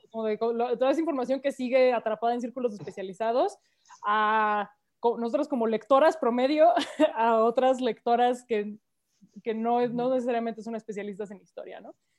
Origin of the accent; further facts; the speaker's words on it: Mexico City, Mexico; soy chilanga, ah, todas somos chilangas aquí.